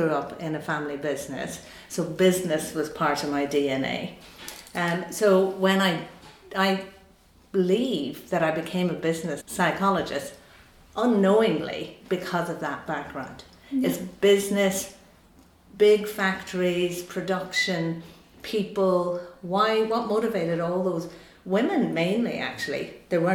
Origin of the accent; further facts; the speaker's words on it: Buncrana, Ulster, Ireland; when I was growing up in Buncrana in Donegal